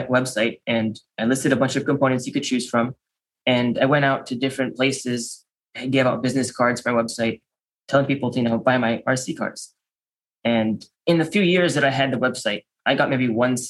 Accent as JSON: {"language": "English", "region": "Maryland", "country": "United States", "tie": "born or raised there", "also_born_or_lived": "Chicago, Illinois", "said": "We moved to Maryland, which is where I am now"}